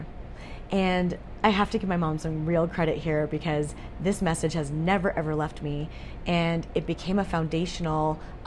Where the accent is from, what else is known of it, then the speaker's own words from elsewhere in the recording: Calgary, Alberta, Canada; I was born in Calgary, Alberta